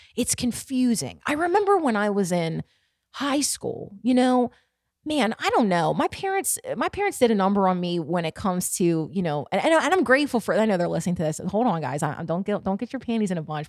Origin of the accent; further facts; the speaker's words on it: Baltimore, Maryland, United States; my hometown, Baltimore